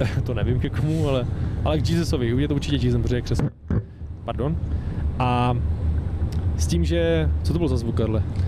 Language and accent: Czech; Czechia; jsme Češi